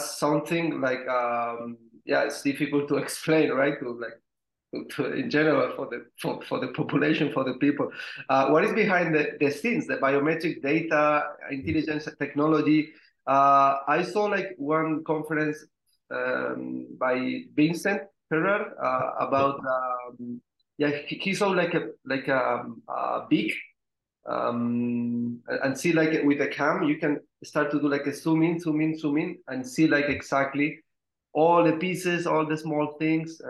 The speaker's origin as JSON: {"language": "English", "country": "Spain", "said": "I'm from Spain."}